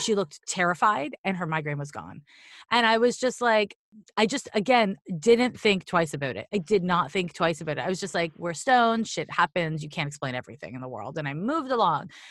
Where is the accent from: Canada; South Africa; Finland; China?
Canada; Montreal, Quebec; I'm from Montreal